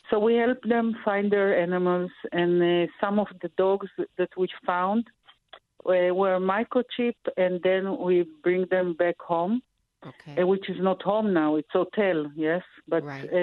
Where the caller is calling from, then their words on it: Tel Aviv, Tel Aviv District, Israel; I, am now in Tel Aviv.